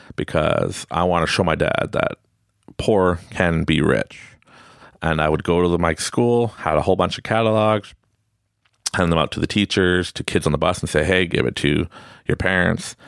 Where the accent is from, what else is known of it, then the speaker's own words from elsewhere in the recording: Quebec, Canada; Growing up in Quebec, I'm French Canadian. I speak French and English